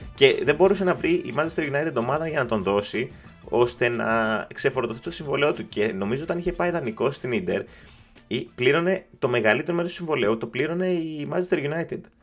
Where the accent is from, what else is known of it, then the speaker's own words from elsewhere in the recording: Greece; είμαι από Ελλάδα